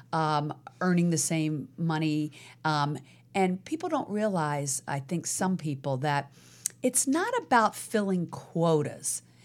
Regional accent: Virginia, United States; now in Los Angeles, United States; Virginia, where I was born

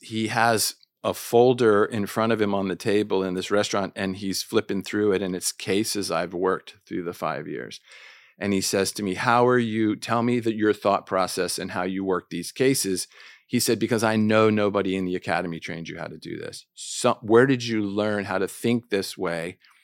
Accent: Washington, District of Columbia, United States; moved away as an adult; also born or lived in Jordan; I'm from Washington, D C

